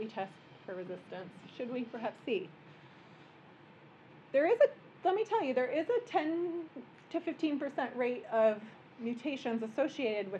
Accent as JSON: {"language": "English", "region": "Midwest", "country": "United States", "moved": "yes", "lives_now": "New York, United States", "said": "I'm a Midwesterner."}